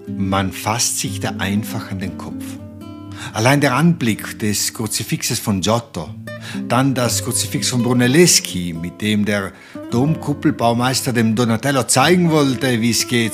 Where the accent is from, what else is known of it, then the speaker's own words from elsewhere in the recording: South Tyrol, Trentino-Alto Adige, Italy; hier bei uns in Südtirol